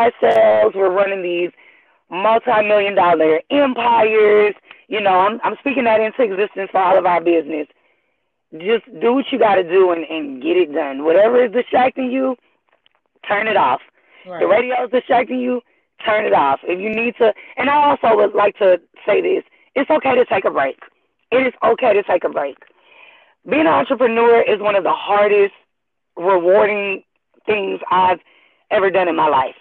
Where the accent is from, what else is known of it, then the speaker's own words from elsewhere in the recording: Houston, Texas, United States; I was born and raised in Houston, Texas, first generation